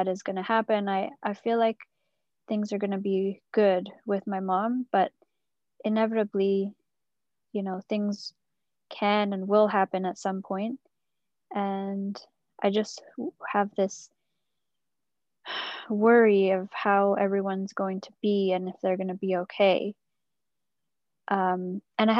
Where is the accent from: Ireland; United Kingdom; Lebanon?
United Kingdom; England; moved away as an adult; I moved away from England, where all my family is